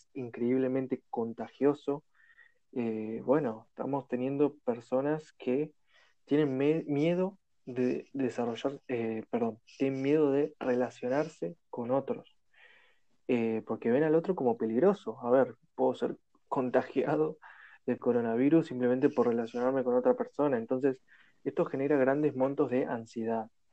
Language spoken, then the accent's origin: Spanish; Argentina; de Argentina